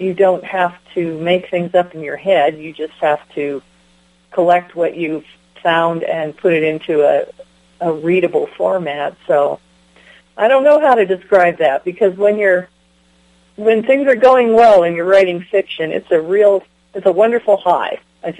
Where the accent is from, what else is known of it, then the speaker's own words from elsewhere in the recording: Delta, Colorado, United States; also born or lived in Wisconsin / Michigan / Golden, Colorado; Well, I was born in Wisconsin, but I was living in Michigan by the time I was three. Let's see. We moved from Michigan to Colorado when I was nine. And let's see, I lived in Golden, which is near Denver, and then I lived in Delta